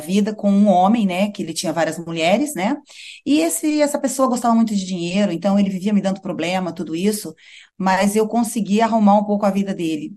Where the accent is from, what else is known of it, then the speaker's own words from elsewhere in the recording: Brazil; also born or lived in Europe; now in Maputo, Mozambique; sou brasileira, né? Tenho as minhas raízes